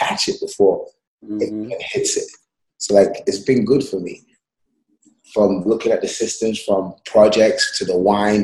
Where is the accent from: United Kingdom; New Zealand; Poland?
United Kingdom; London; moved away as an adult; also born or lived in New York; now in Los Angeles, United States; I moved 2008 from London to New York